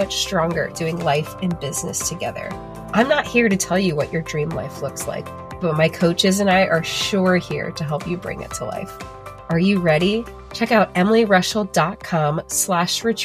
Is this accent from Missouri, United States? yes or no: yes; St. Louis, Missouri, United States; moved away as an adult; now in West Central Illinois, United States; I grew up outside of St. Louis.